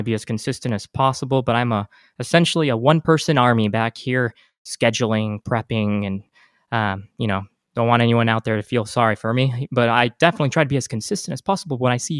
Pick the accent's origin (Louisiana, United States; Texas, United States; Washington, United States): Texas, United States; El Paso; We're both from El Paso.